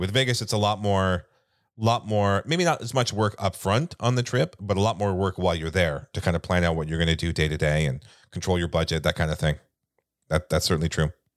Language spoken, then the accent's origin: English; Canada; we're Canadian